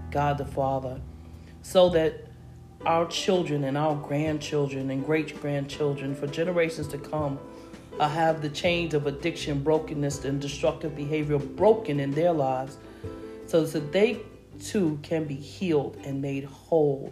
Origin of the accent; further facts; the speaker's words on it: New York City, New York, United States; Growing up in Harlem during the 60s through the 80s